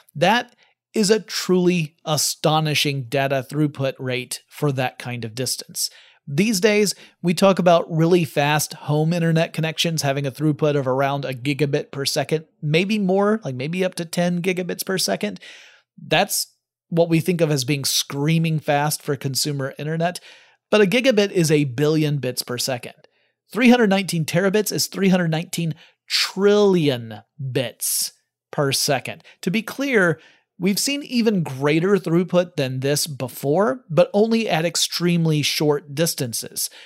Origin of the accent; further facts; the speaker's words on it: United States; I'm American, so I tend to call it soccer